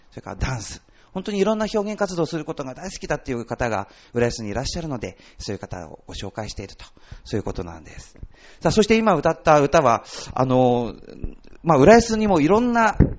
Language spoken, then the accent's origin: Japanese; Ushitsu, Ishikawa, Japan; moved away as an adult; also born or lived in Saitama / Urayasu; 出身は石川県の能登半島なんですね